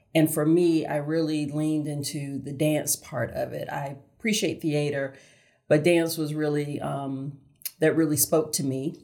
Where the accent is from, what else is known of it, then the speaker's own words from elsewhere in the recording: Augusta, Georgia, United States; now in Charlotte, United States; born and raised in Augusta, Georgia